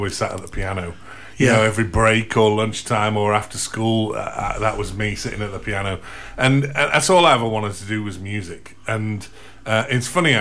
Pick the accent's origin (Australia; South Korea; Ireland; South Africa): Australia; also born or lived in Gleadless, Sheffield, England; now in North Anston, United Kingdom; my parents emigrated to Australia when I was a little one, so like 3 or 4. So we were one of them 15 quid families, you know. You went either to Canada or Australia, I think they were the main options. And we ended up in Australia.